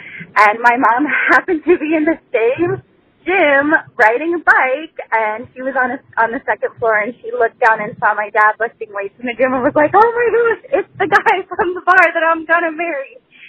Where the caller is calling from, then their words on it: Los Angeles, California, United States; I'm calling from Los Angeles, California